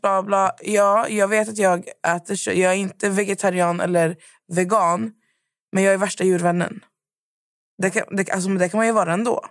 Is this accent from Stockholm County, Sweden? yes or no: no; Skövde, Västra Götaland, Sweden; vi är från Skövde igen, vi är förslatta, det är mycket bönder.